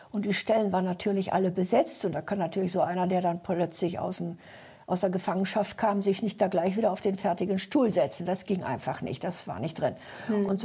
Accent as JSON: {"language": "German", "region": "East Germany", "country": "Germany", "tie": "born or raised there", "also_born_or_lived": "Upper Silesia", "moved": "yes", "lives_now": "England", "said": "Ja, also ich bin ein Flüchtlingskind. Meine Mutter musste mit sechs Kindern 1945 aus äh, Ostdeutschland, also aus Oberschlesien, fliehen. Und äh, wir sind dann bei einem Bauern gelandet in der ehemaligen DDR"}